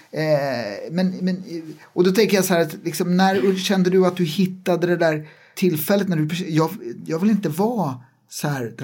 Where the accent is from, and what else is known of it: Jakobsberg, Stockholm County, Sweden; born or raised there